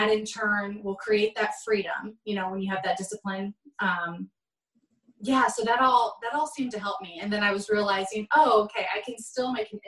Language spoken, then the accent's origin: English; Omaha, Nebraska, United States; moved away; my hometown, Omaha, Nebraska